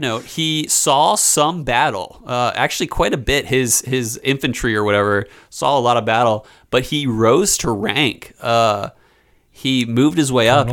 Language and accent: English; Philadelphia, Pennsylvania, United States; I grew up in Philly